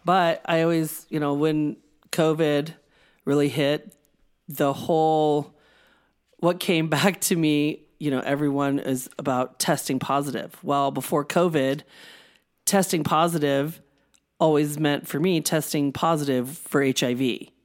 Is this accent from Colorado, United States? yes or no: yes; Denver, Colorado, United States; My hometown, Denver Broncos